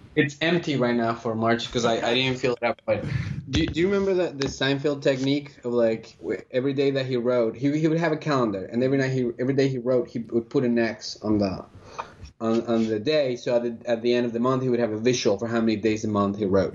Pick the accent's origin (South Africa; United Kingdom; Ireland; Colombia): Colombia; also born or lived in Philadelphia, United States; now in United States; I'm originally from Colombia, and I came to the United States uh, about 16 years ago